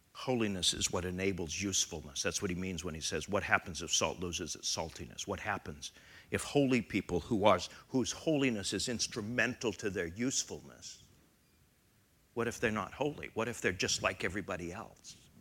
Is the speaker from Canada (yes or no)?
yes; Canada; now in United States; I am Canadian